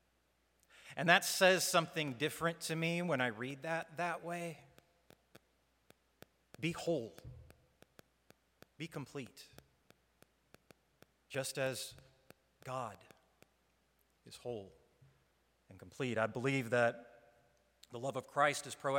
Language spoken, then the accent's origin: English; Kansas City, Kansas, United States; moved away; I grew up in Kansas City, on the Kansas side